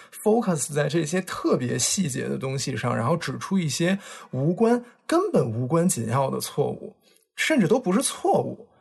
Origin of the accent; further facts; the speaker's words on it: Beijing, China; accent: Beijing accent; 那俩人都是北京人，然后他们俩就属于聊天有时候北京口音特别重的那一种，所以我不知道大家今天听到我们的节目会不会觉得我的口音也重了一点？